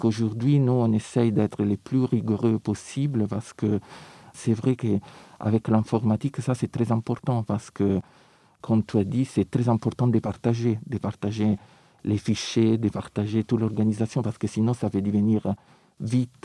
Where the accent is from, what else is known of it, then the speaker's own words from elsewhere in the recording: Rome, Lazio, Italy; French is a second language; now in Paris, France; je viens de Rome